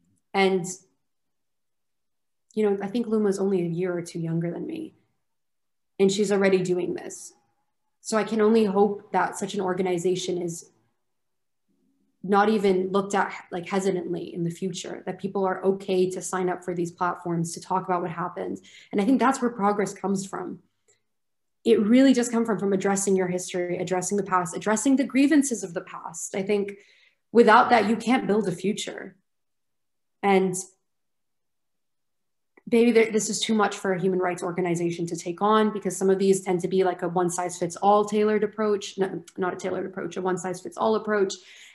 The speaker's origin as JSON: {"language": "English", "country": "Lebanon", "tie": "born or raised there", "also_born_or_lived": "United Kingdom", "said": "I went to an American school in Lebanon and I proceeded to study in the UK."}